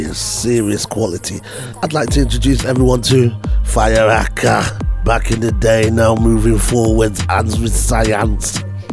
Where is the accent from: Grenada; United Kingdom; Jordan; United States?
United Kingdom; the north of England; I'm from England up north